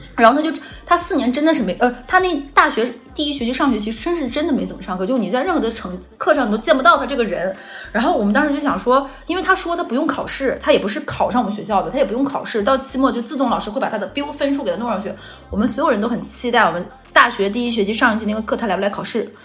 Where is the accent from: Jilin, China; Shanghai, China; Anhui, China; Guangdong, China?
Jilin, China; moved away; 我说我吉林人